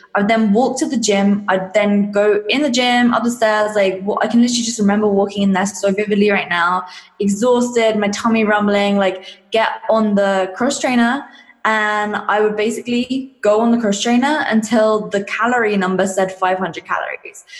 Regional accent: England, United Kingdom; I'm from England if you can't tell from the accent

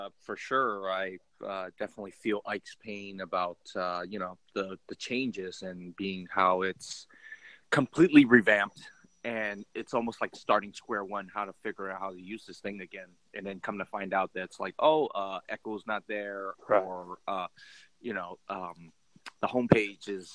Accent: United States; I'm American born Chinese

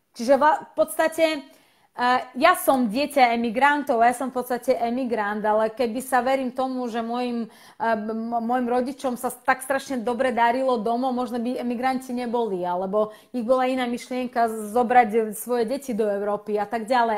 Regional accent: Slovakia; Slovak is a second language; also born or lived in Russia / Ukraine; ja som v podstate vyrastla na Slovensku a Slovensku pokladám za môj domov, ale moje korenie sú rusko-ukrajinské a od 99, 92. E, roku žijem na Slovensku

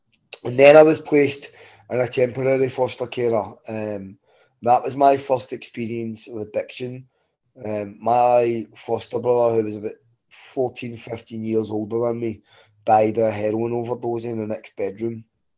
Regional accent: Glasgow, Scotland, United Kingdom; born there; I was born in 1978 in Glasgow, and I was born in an environment that you would associate with Belfast.

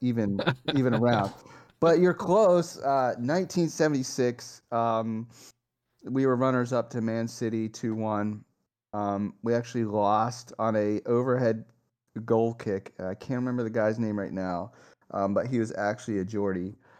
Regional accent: United States; being American

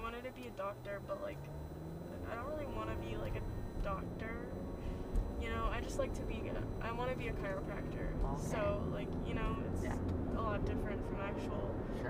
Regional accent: Edmonton, Alberta, Canada; now in Fort McMurray, Canada; I was born there, but I lived in Edmonton for most of my life.

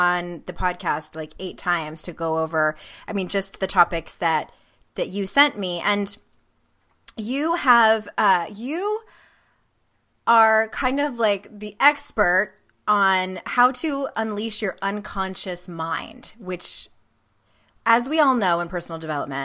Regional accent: San Diego, California, United States; moved away; San Diego, California, my hometown

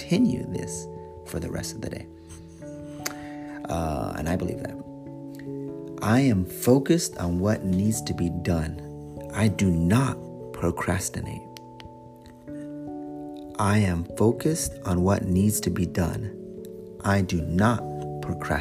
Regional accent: United States; first language English; I am American. English is my one and only language.

